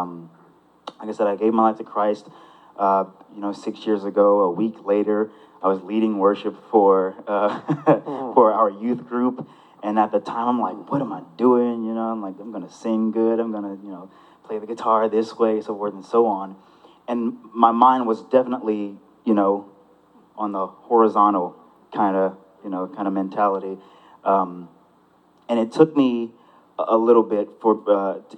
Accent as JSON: {"language": "English", "town": "South Houston", "region": "Texas", "country": "United States", "tie": "born or raised there", "also_born_or_lived": "Pasadena, Texas", "said": "Grew up in the South Houston area. Went to South Houston High School for 2 years. Graduated from Pasadena Memorial High School"}